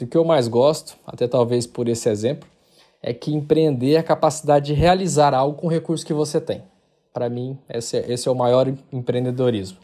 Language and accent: Portuguese; Porangatu, Goiás, Brazil; moved away as an adult; also born or lived in Guarulhos, São Paulo / Palmas, Tocantins; now in Covilhã, Portugal; Eu nasci em Guarulhos, em São Paulo, mas fui criado em Porangatu, onde fiquei até os 17 anos